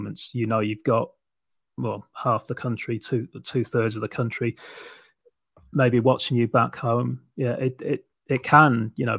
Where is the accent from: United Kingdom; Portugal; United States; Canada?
United Kingdom; England; I speak as an English person